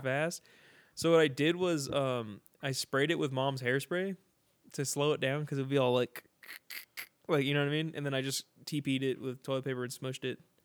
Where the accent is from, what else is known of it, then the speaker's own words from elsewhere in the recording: San Bernardino, California, United States; we're very poor from San Bernardino